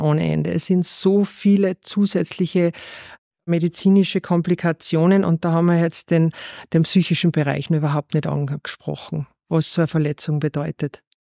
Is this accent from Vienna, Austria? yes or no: no; Rohrmoos, Styria, Austria; moved away; Aufgewachsen bin ich in der Steiermark im Rohrmoos, direkt neben der Skipiste.